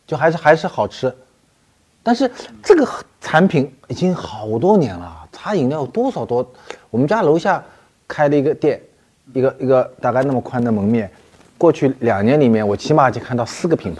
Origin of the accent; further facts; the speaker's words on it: China; 我们中国人的方言中和谚语中